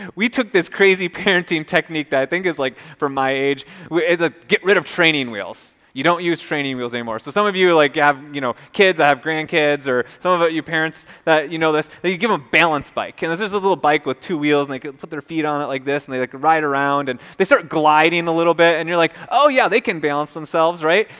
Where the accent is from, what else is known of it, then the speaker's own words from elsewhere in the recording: Minnesota, United States; moved away; also born or lived in North Carolina; I'm from Minnesota